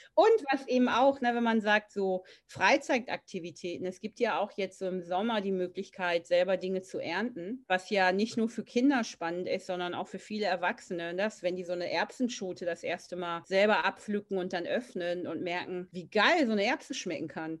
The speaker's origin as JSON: {"language": "German", "country": "Germany", "tie": "born or raised there", "said": "als Deutsche, die in Deutschland aufgewachsen sind"}